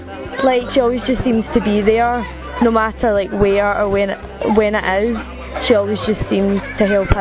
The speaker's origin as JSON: {"language": "English", "region": "Scotland", "country": "United Kingdom", "said": "I'm from Scotland and I'm 16"}